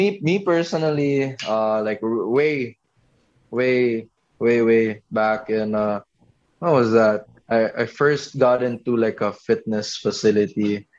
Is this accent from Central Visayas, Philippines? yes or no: yes; Cebu, Central Visayas, Philippines; also born or lived in Manila; I came from Cebu, so I was just into whatever sports there. I was into track and field, so that's why I was pretty payat. And then when I moved to Manila, there's basketball.